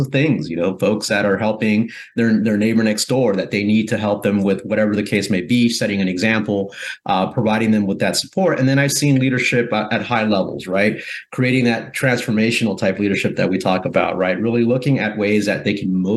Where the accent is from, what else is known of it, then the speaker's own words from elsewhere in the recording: Guatemala; now in United States; I'm originally from Central America, from Guatemala